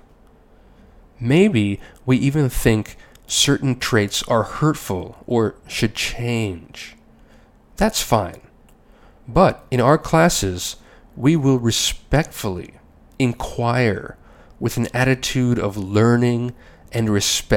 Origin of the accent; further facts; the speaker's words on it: United States; As an American